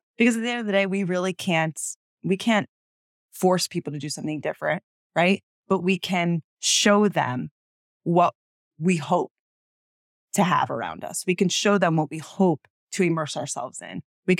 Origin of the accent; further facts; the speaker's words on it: United States; accent: American; My accent would change.